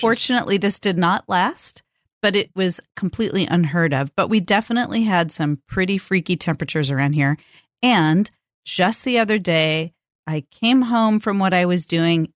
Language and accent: English; California, United States; born or raised there; now in Portland, United States